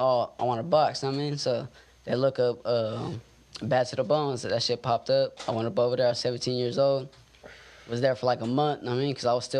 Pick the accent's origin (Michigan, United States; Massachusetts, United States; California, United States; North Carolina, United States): California, United States; Modesto; born or raised there